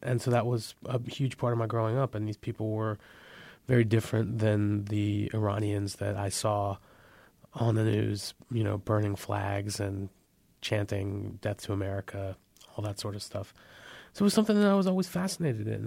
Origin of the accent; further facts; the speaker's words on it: San Francisco Bay Area, California, United States; They got married, they had my brother and I, raised us in, in the San Francisco Bay Area